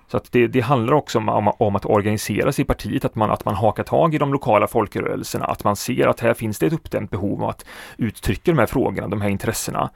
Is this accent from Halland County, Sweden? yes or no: no; Alingsås, Västra Götaland, Sweden; jag är ju född och uppvuxen